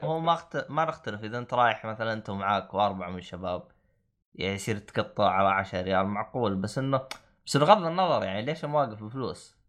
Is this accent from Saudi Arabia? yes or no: yes; Saudi Arabia; now in United Kingdom; عندنا بالسعوديه